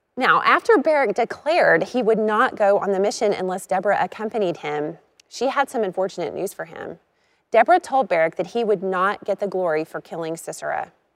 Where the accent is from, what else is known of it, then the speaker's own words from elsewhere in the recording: Arkansas, United States; I grew up in Arkansas